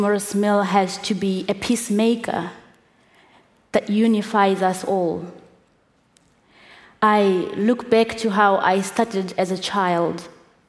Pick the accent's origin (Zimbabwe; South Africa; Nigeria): Zimbabwe; coming from where I come from Zimbabwe, with the background that I have of growing up in Zimbabwe